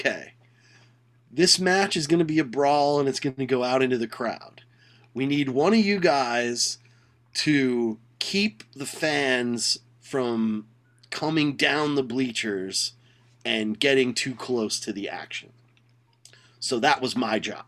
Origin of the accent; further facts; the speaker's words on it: New Jersey, United States; I'm from New Jersey.